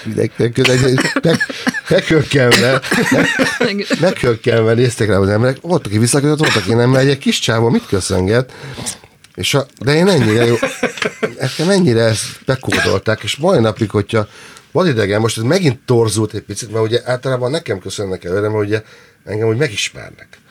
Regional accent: Nyírbátor, Szabolcs-Szatmár-Bereg, Hungary; now in Budapest, Hungary; Nagyon-nagyon sok mindent hoztam magam a nyírbátorból

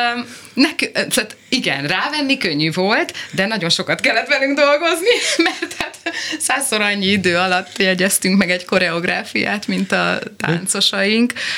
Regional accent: Zalaegerszeg, Zala, Hungary; Igen, én ott nőttem föl

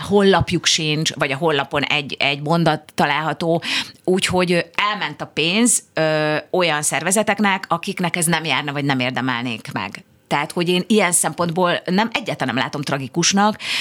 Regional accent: Budapest, Hungary; imádom Budapestet, mert itt születtem, itt nőttem föl

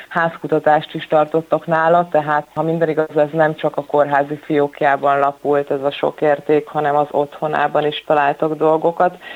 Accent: Szolnok, Jász-Nagykun-Szolnok, Hungary; én szolnoki vagyok, szolnokon élek

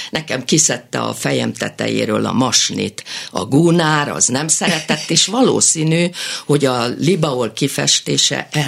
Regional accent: Tabajd, Fejér, Hungary; Egy református kis faluban nőttem fel, Tabajnak hívják.

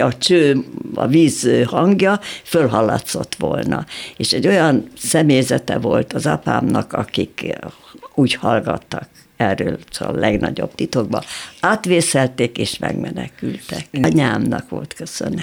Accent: Budapest, Hungary; én egy normális polgári családban születtem, szüleim szücsök voltak, szép szücsüzletünk volt

